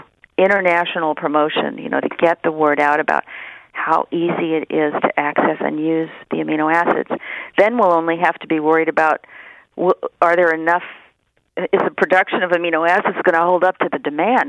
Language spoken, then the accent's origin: English; San Francisco, California, United States; also born or lived in Los Angeles, California; Come up to San Francisco